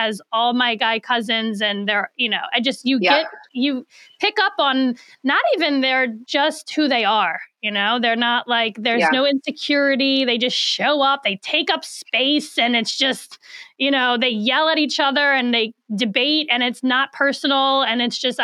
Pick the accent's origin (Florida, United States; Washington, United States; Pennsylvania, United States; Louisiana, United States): Louisiana, United States; New Orleans; moved away; I'm originally from New Orleans. I'm 1,500 miles away from all my people.